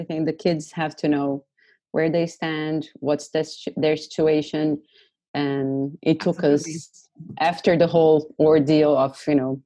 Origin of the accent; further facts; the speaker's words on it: Brazil; now in Istanbul, Turkey; I am from Brazil.